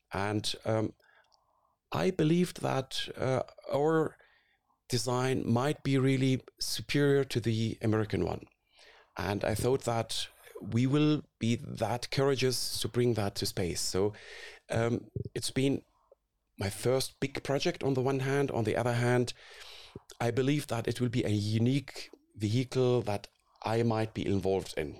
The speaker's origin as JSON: {"language": "English", "country": "Syria", "tie": "born or raised there", "also_born_or_lived": "Karlsruhe, Germany", "moved": "as an adult", "lives_now": "Munich, Germany", "said": "I grew up in Syria"}